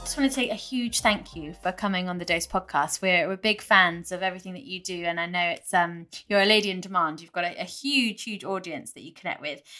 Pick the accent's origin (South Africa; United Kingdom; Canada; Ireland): United Kingdom; being British